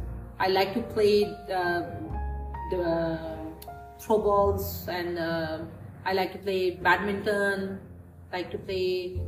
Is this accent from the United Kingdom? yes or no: no; Pakistan; moved away as an adult; now in Dubai, United Arab Emirates; I grew up in Pakistan.